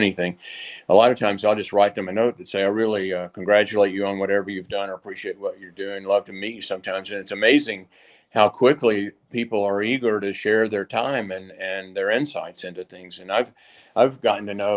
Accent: Columbia, Tennessee, United States; now in Nashville, United States; I grew up in Columbia, Tennessee

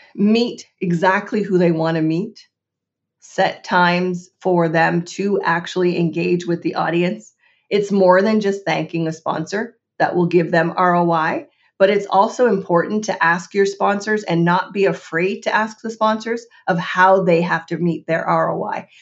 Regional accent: Canada; as a Canadian

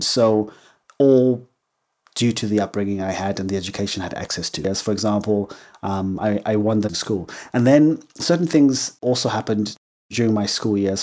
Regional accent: Harare, Zimbabwe; first language English; moved away; also born or lived in England; So, I was born in Zimbabwe. I was raised in Zimbabwe, in Harare, which is the capital city.

